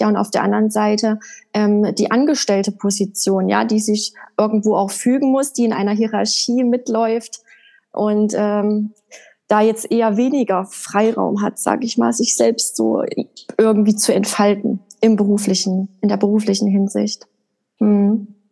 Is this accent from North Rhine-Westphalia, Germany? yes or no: no; Erfurt, Thuringia, Germany; Also ich bin in der Landeshauptstadt von Thüringen in Erfurt geboren und habe da auch die ersten, ich glaube, vier, fünf Jahre meines Lebens verbracht, bis wir dann auf ein kleines Dorf gezogen sind.